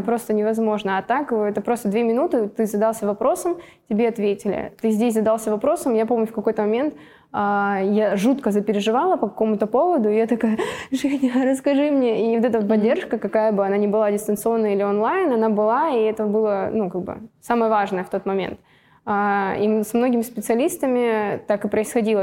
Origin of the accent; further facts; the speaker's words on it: Russia; родилась в России